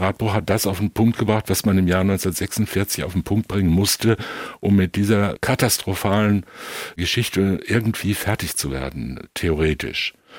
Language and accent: German; near Enkhausen in the Sauerland, North Rhine-Westphalia, Germany; Das ist nicht weit von meinem Heimatort entfernt